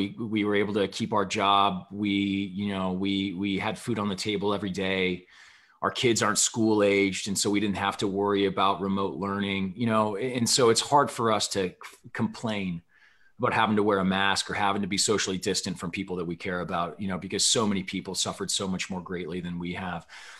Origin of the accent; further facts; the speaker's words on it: Midwest, United States; as a Midwesterner turned West Coaster, I don't know what to think of that.